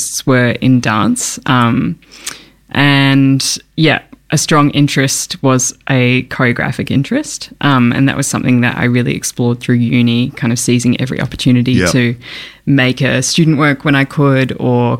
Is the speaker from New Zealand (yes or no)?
yes; Auckland, New Zealand; moved away as an adult; now in Melbourne, Australia; I grew up in Tamaki Makaurau in Aotearoa in Auckland. And I moved over here when I was 18 to study at the Victorian College of the Arts.